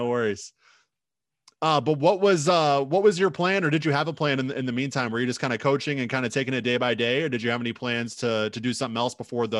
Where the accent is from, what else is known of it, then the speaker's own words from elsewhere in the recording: Illinois, United States; now in Minnesota, United States; I'm from Illinois, so a little bit south of Minnesota.